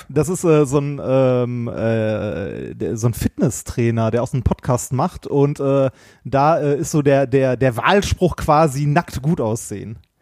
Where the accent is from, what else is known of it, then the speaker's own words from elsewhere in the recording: Essen, North Rhine-Westphalia, Germany; also ich bin ja in Stoppenberg zur Schule gegangen, direkt an der Grenze zu Gelsenkirchen